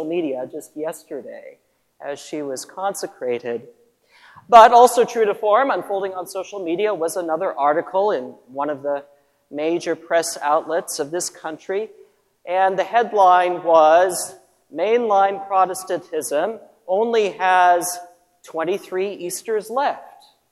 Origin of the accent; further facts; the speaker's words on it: McPherson, Kansas, United States; moved away; also born or lived in Trenton, Missouri; I grew up in St. Anne's, McPherson, Kansas